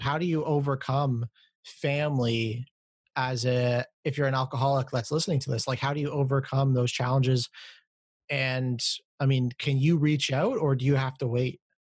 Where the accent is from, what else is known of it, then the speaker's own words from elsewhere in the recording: Canada; I'm not from America, I'm from Canada